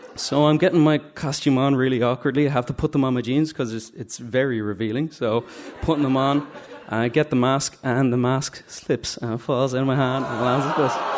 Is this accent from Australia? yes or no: no; Dublin, Leinster, Ireland; I'm from Drumcondra.